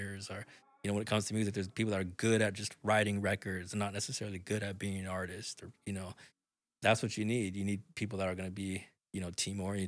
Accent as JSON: {"language": "English", "town": "Portland", "region": "Oregon", "country": "United States", "said": "I'm from Portland"}